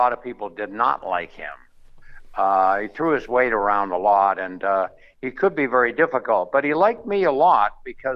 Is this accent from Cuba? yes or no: no; Canada; now in Las Vegas, United States; I'm a Canadian